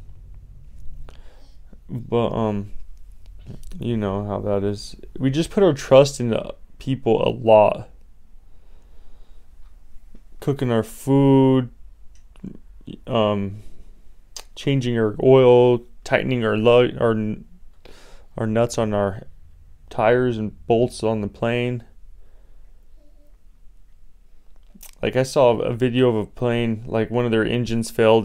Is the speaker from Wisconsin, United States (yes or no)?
no; Colorado, United States; now in Las Vegas, United States; I come from Hippieville, USA, Colorado